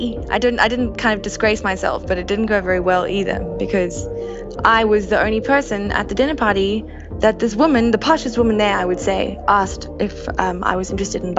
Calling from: Cape Town, Western Cape, South Africa; Cape Town.

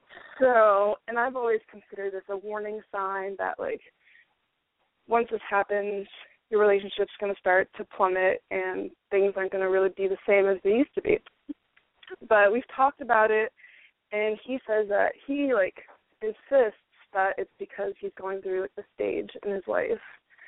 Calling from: Florida, United States; I'm 24 years old, and I'm from Florida.

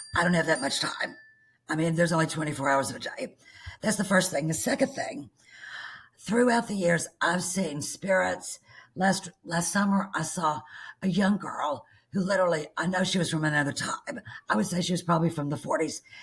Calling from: Bismarck, Arkansas, United States; I'm calling you from Bismarck, Arkansas

